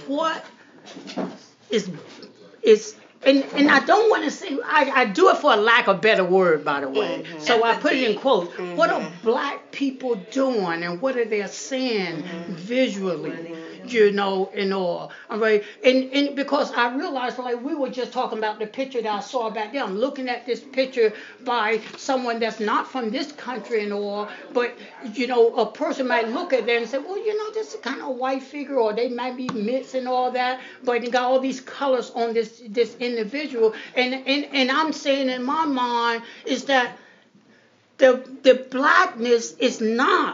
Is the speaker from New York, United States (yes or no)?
no; Macon, Georgia, United States; moved away; also born or lived in East Orange, New Jersey; I grew up down in Macon, Georgia